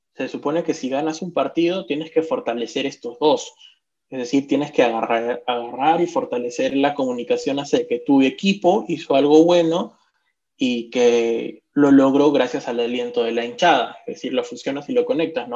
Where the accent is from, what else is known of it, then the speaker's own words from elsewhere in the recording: Arequipa, Peru; como arequipeños